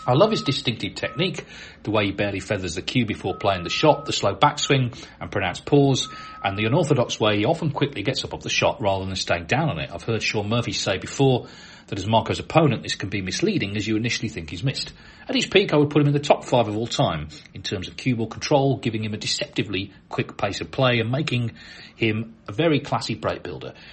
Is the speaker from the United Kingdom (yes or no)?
yes; London, United Kingdom; now in Guatemala; When I was a boy growing up in London, I used to love watching snooker on TV